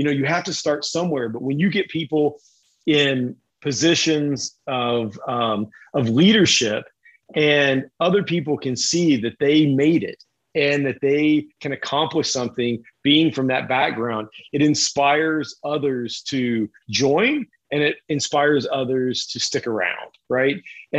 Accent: Kentucky, United States; moved away; also born or lived in Uralsk, Kazakhstan; I grew up in Kentucky

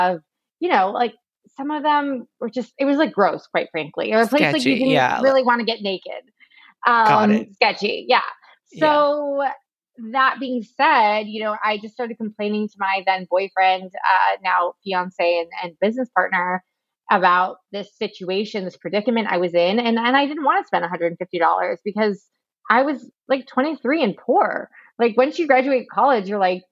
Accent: Chicago, Illinois, United States; moved away as an adult; also born or lived in Boulder, Colorado; now in Santa Monica, United States; I'm originally from Chicago

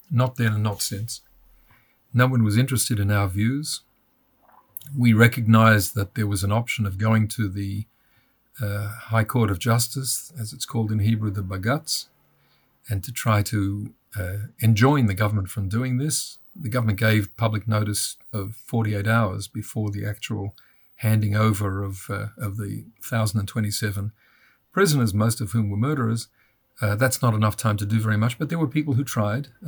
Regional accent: Australia; moved away as an adult; also born or lived in United States; I'm Australian, and anybody who's listening now will realise I'm not uh, from any part of the United States, though I lived in the United States after I finished law school.

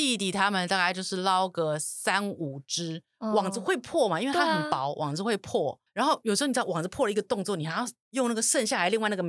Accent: Taipei, Taiwan; 我是一个在夜市旁边长大的小孩

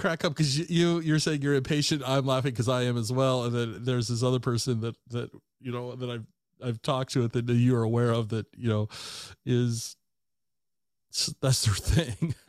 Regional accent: Tacoma, Washington, United States; also born or lived in Ellensburg / Seattle; I grew up in the Tacoma area my entire life

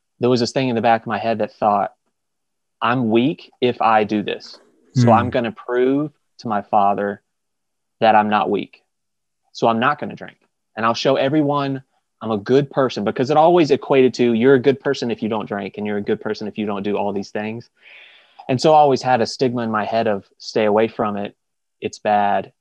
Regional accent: Macon, Georgia, United States; I'm originally from Macon, Georgia

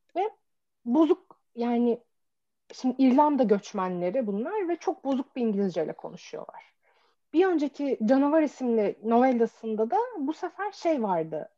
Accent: Çorum, Çorum Province, Turkey; ben mesela Çorumluyum ve Çorum'da böyle bizim vardır böyle garip kelimelerimiz

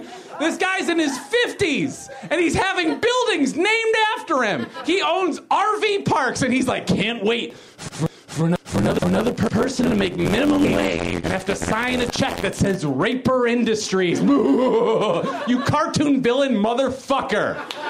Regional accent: Chicago, Illinois, United States; I'm from Chicago.

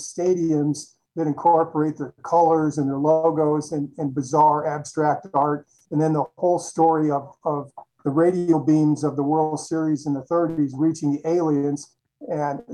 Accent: Chicago, Illinois, United States; I grew up in Chicago

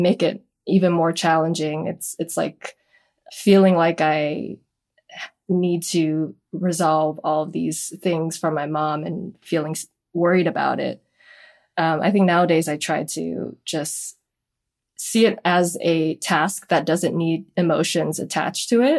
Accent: Honolulu, Hawaii, United States; I'm from Honolulu, Hawaii

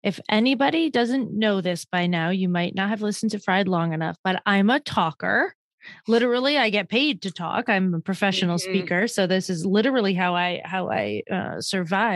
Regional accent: Northeast, United States; I'm from the Northeast

